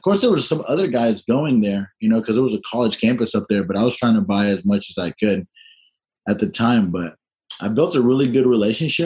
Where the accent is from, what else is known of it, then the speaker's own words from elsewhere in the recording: Tennessee, United States; I'm from Tennessee